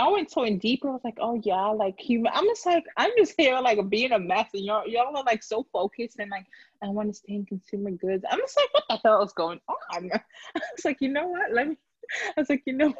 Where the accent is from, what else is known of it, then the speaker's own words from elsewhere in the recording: Jamaica; also born or lived in Philadelphia, Pennsylvania; now in United States; I grew up in Jamaica